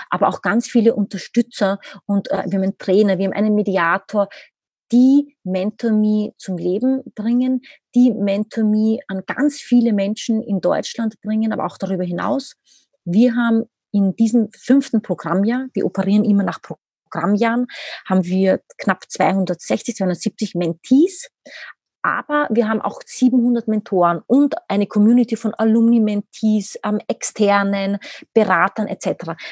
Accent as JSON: {"language": "German", "country": "Austria", "lives_now": "Berlin, Germany", "said": "Ich selbst, man hört es, ich bin Österreicherin, lebe aber mittlerweile seit zehn oder elf Jahren, glaube ich, mittlerweile in Berlin."}